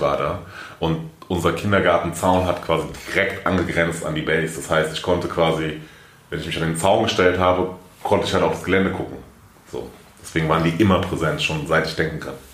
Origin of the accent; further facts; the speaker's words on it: Frankfurt, Hesse, Germany; Ich bin aufgewachsen in Frankfurt, bin geboren in Frankfurt